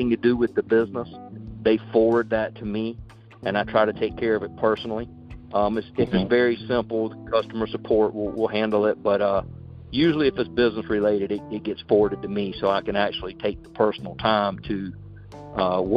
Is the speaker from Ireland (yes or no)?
no; South Carolina, United States; accent: Southern twang; I'm from South Carolina, and you know, so I got that Southern twang going for me.